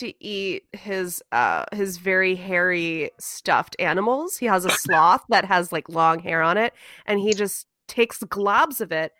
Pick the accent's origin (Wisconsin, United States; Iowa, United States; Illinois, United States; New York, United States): Wisconsin, United States; I'm from Wisconsin.